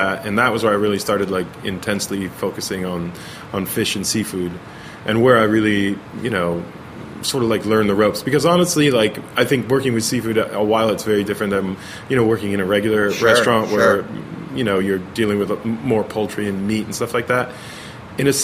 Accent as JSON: {"language": "English", "town": "Pennington", "region": "New Jersey", "country": "United States", "tie": "born or raised there", "moved": "yes", "lives_now": "Los Angeles, United States", "said": "New Jersey. Yeah, born and raised."}